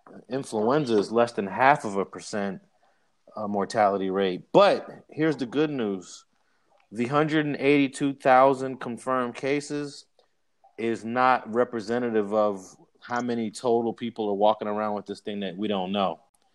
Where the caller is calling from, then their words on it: Los Angeles, California, United States; I am in Los Angeles in the Leimert Park section, just posted up at my desk.